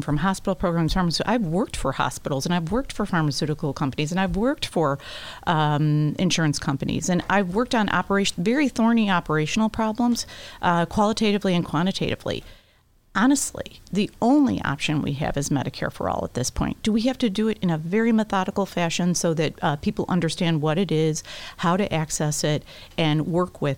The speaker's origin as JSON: {"language": "English", "town": "Palos", "region": "Illinois", "country": "United States", "tie": "born or raised there", "also_born_or_lived": "Beverly, Chicago / LaGrange, Illinois", "said": "I'm from the Southwest side. I was born in Beverly, grew up in Palos, and I raised my kids in LaGrange."}